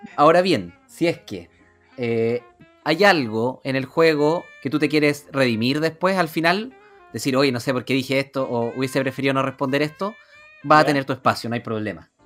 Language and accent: Spanish; San Fernando, O'Higgins, Chile; yo soy de San Fernando